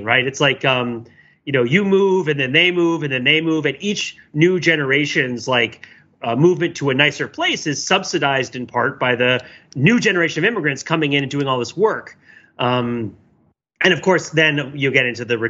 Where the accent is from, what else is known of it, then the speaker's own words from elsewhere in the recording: New Jersey, United States; growing up in New Jersey